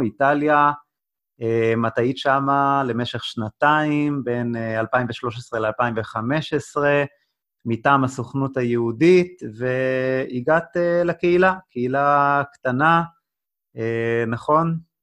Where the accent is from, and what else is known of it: Israel